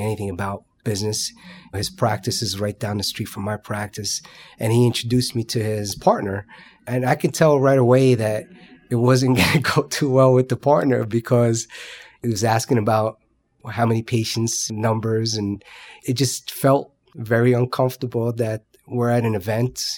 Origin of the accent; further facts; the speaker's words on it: Paterson, New Jersey, United States; I grew up in Patterson, so my dad was well known in this